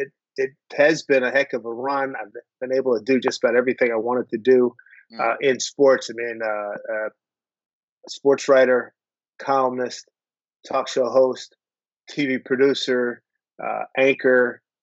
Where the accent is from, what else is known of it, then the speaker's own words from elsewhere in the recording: Philadelphia, Pennsylvania, United States; growing up in Philly.